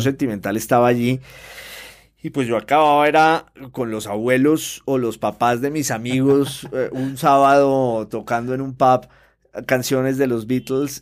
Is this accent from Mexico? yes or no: no; Popayán, Cauca, Colombia; yo soy de Popayán, que es una ciudad colombiana clásica por excelencia